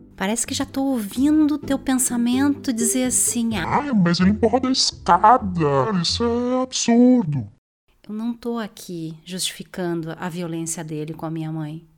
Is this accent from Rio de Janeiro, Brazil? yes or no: no; Porto Alegre, Rio Grande do Sul, Brazil; nasci em Porto Alegre, Rio Grande do Sul